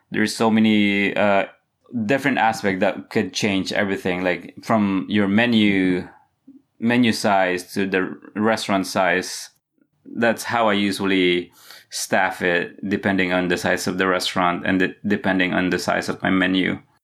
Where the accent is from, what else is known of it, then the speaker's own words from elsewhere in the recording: Philippines; also born or lived in Massachusetts, United States; now in Charleston, United States; I grew up in the Philippines.